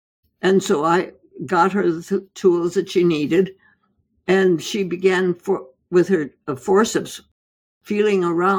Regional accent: India; Well, I was born and raised in India, in the jungles of India.

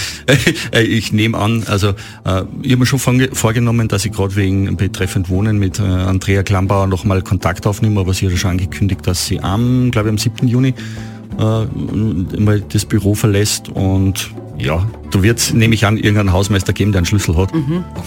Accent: Oberpinzgau, Salzburg, Austria; Oberpinzgauer Heimat, wo ich, wo ich groß geworden bin

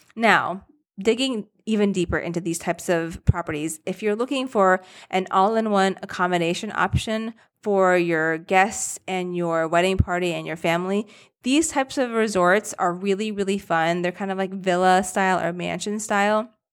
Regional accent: Rochester, United States; I'm from Rochester

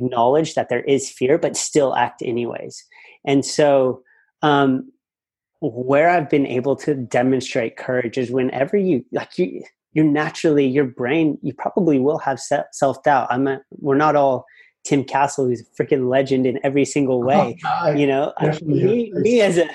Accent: United States; moved away as an adult; now in Australia; I have a great family back at home in the States. And I could have easily gone into a bit of the family business and done well there and been comfortable living in my hometown

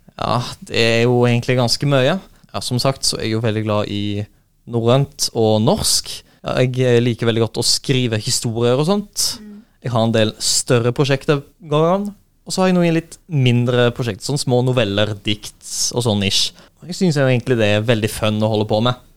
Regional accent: Skudeneshavn, Rogaland, Norway; moved away; jeg kommer jo fra Skudeneshavn

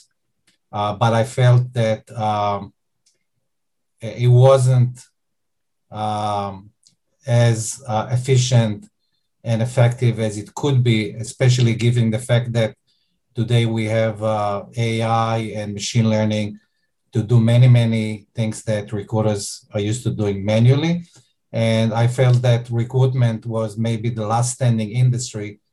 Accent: Israel; accent: Israeli; I'm Israeli, as you may be able to hear from my accent.

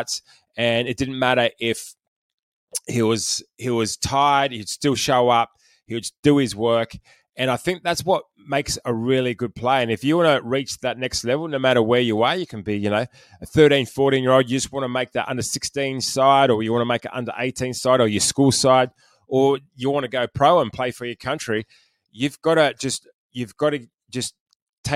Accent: Penrith, New South Wales, Australia; I'm from Penrith.

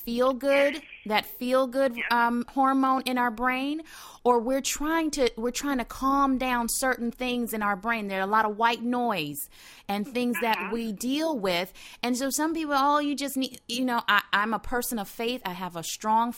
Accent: the South, United States; I'm from the South

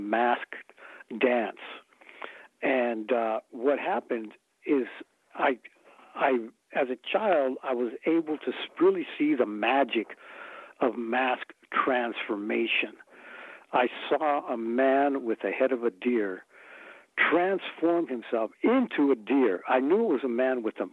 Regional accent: Mesa, Arizona, United States; we grew up here in Mesa, Arizona, and very near to the Yaqui community and Akimelatam community

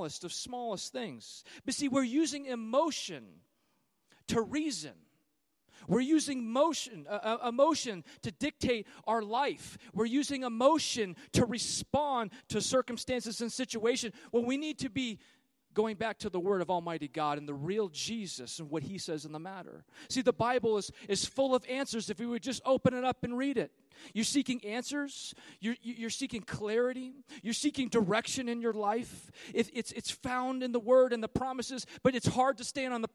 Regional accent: California, United States; I'm from California

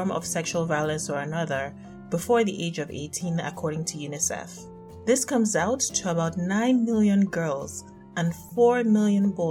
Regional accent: Nigeria; being Nigerian

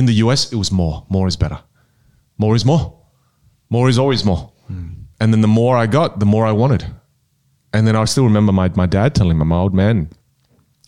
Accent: Adelaide, South Australia, Australia; first language Teochew; English is a second language; moved away as an adult; also born or lived in United States; I'm from Adelaide, right? And I come from the northern suburbs, you know, it's the hood. And I never had any opportunities growing up

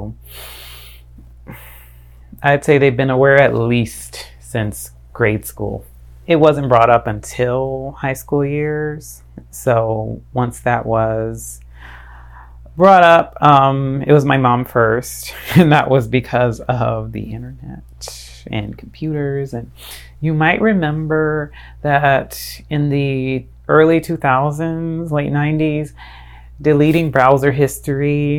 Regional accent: Fort Lauderdale, Florida, United States; now in Tampa Bay, United States; I'm from Fort Lauderdale, Florida.

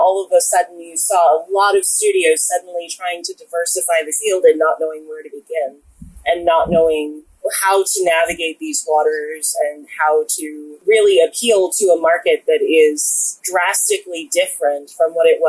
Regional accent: Williamsburg, Virginia, United States; I'm from Williamsburg, Virginia, which is very similar to Charlottesville.

